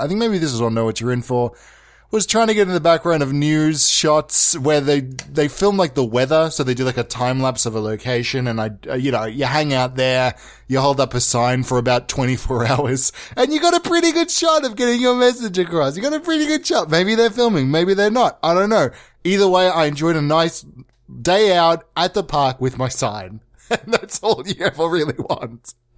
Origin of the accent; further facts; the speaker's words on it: Australia; accent: Australian; I was birthed in Australia. I'm Australian